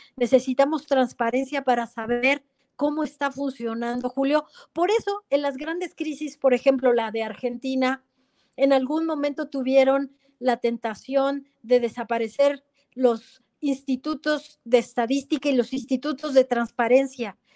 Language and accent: Spanish; Mexico